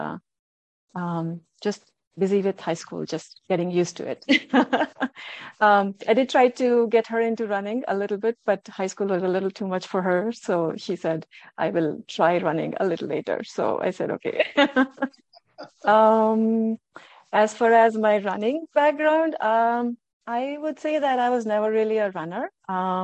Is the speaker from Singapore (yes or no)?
no; New Delhi, Delhi, India; moved away as an adult; also born or lived in Mumbai / New York / St. Louis; now in Minnesota, United States; I was born in New Delhi. Did my schooling in Andhra school. Then moved to Mumbai. Did my high school there